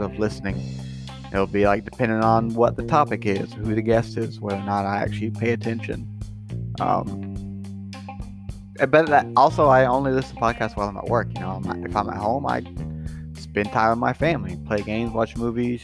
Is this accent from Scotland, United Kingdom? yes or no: yes; Scotland, United Kingdom; I'm Scottish